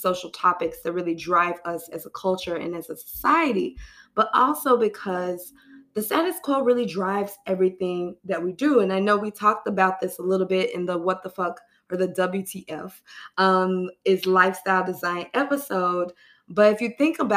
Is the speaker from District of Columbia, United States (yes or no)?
no; New York City, New York, United States; I'm a New Yorker in this city